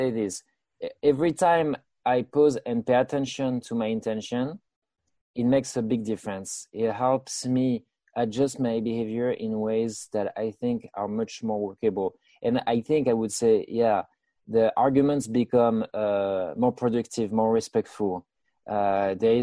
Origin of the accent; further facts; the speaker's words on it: France; moved away as an adult; now in United States; I was born in France, and I spent my first 30 years in France.